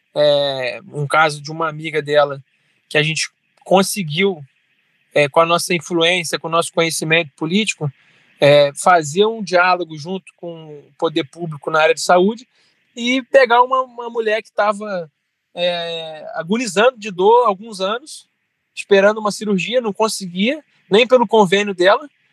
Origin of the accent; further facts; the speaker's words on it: Resende, Rio de Janeiro, Brazil; nasci em Resende, fui criado aqui em Resende